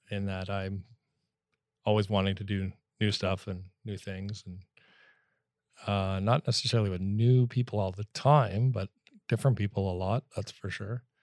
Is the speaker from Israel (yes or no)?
no; Sudbury, Ontario, Canada; now in Vancouver, Canada; I grew up in, uh, Northern Ontario, Sudbury.